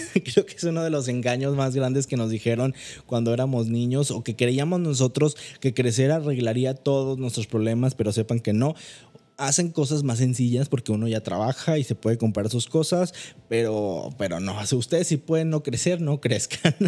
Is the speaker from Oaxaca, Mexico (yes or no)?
no; Manzanillo, Colima, Mexico; moved away as an adult; now in Monterrey, Mexico; Yo soy originario de Manzanillo, Colima